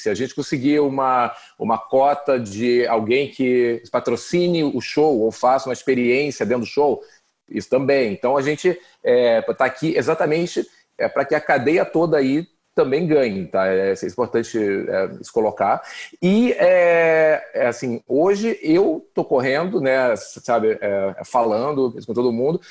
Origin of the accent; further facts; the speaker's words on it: Brazil; Eu sou brasileiro